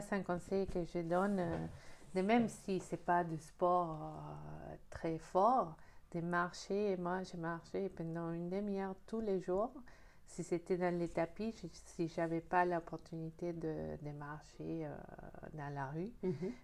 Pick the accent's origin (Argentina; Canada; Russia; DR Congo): Argentina; moved away as an adult; now in France; je suis née en Argentine, je suis en France depuis 8 euh, ans et demi